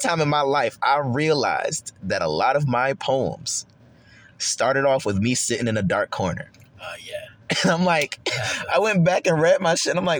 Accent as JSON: {"language": "English", "town": "Rochester", "region": "New York", "country": "United States", "tie": "born or raised there", "moved": "yes", "lives_now": "Charlotte, United States", "said": "my hometown in Rochester, New York"}